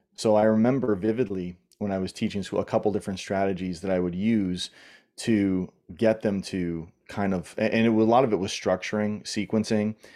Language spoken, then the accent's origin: English; Southern Ontario, Canada; moved away as an adult; also born or lived in New York / California / Australia; I grew up in Southern Ontario, in Canada